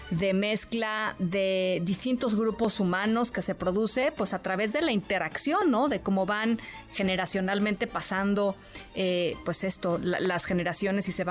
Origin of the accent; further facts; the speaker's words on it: Mexico; nuestro mestizaje con las razas, por ejemplo, que nos componen justamente como mexicanas y mexicanos.